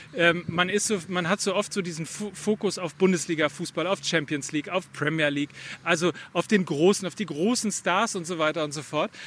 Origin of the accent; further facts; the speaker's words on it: Verl, North Rhine-Westphalia, Germany; in oder nahe meiner Heimat